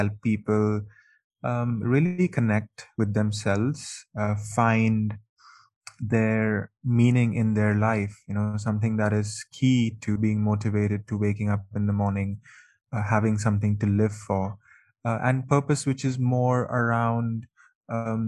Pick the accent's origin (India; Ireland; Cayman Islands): India; Mumbai, Maharashtra; moved away as an adult; also born or lived in United Kingdom / Canada; I am from Mumbai, India, and I've lived in the UK, I've lived in Canada, And really, I feel that there's no place better than home